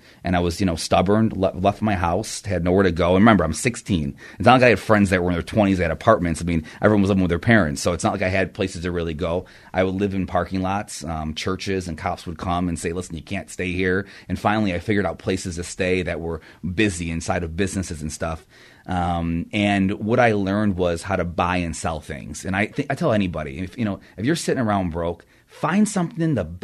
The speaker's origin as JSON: {"language": "English", "town": "Rochester", "region": "New York", "country": "United States", "said": "I'm from upstate Rochester, New York"}